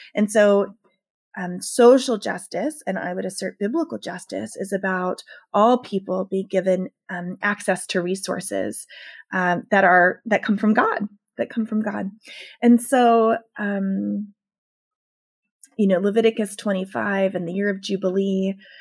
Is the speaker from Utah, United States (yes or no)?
no; rural Southern Maryland, United States; I grew up in rural Southern Maryland, which is very, very very racially divided